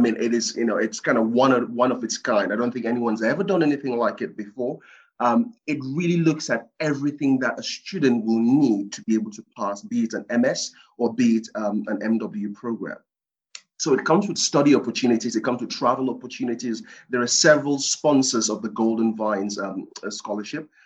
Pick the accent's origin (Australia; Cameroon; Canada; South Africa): Cameroon; moved away; I was born in Cameroon, West Africa, on the coast of West Africa. And it's a small kind of fishing town